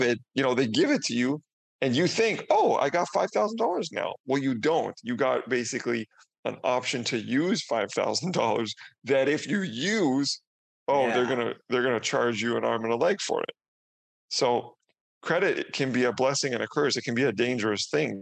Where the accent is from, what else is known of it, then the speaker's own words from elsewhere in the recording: Canada; moved away as an adult; now in Mexico; I'm Canadian, coming from Canada, but I'm actually in Mexico right now